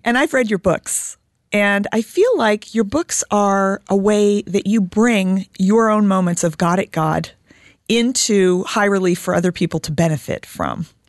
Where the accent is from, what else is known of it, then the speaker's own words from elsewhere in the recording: Indiana, United States; I'm an Irish Catholic German Jew from Indiana